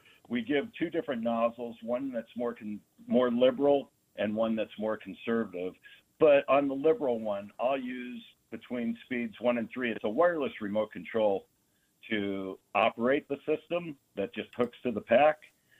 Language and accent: English; Arizona, United States; I'm from Arizona.